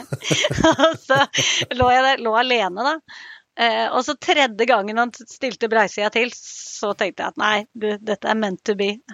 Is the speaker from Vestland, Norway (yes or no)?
no; Lillehammer, Innlandet, Norway; moved away as an adult; also born or lived in Ås; now in Haugalandet, Norway; Jeg er oppvokst på Lillehammer